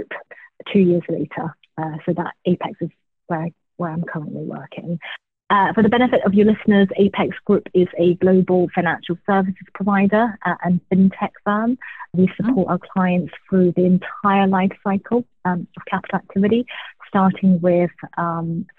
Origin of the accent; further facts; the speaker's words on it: Glasgow, Scotland, United Kingdom; moved away as an adult; also born or lived in London; now in New York, United States; I was born in Glasgow, Scotland, to immigrant parents who moved to the UK from Hong Kong in the 80s.